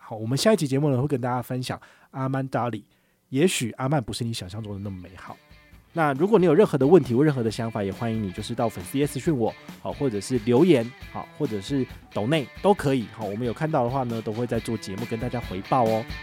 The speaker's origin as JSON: {"language": "Chinese", "country": "Taiwan", "said": "我们闽南话"}